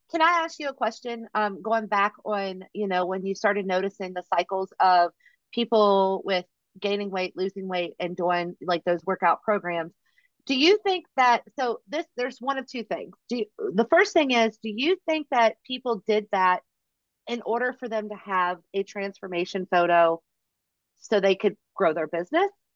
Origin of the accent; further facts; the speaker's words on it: Virginia, United States; we are both from Virginia